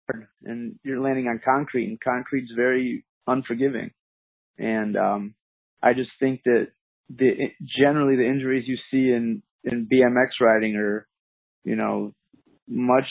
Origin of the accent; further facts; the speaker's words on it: Bartlett, Illinois, United States; I grew up in the suburbs of Chicago, Illinois, in a little town called Bartlett.